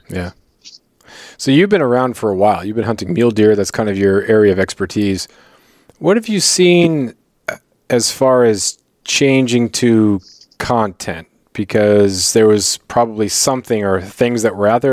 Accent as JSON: {"language": "English", "area": "Prince of Wales Island", "region": "Southeast Alaska", "country": "United States", "tie": "born or raised there", "also_born_or_lived": "Colorado", "said": "I grew up in Southeast Alaska on Prince of Wales Island"}